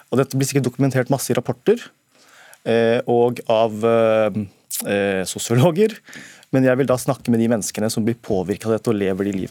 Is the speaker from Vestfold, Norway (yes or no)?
no; Bekkestua, Akershus, Norway; Jeg er fra Haslum, Bekstua. Og har pakistanske foreldre som Pappa var T-banefører.